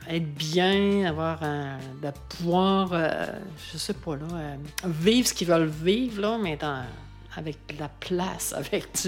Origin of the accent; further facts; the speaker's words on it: Quebec City, Quebec, Canada; now in Kamouraska, Canada; Euh, je suis native de Québec. Puis, euh, à un moment donné, je nommais, ah, je reste au Kamouraska.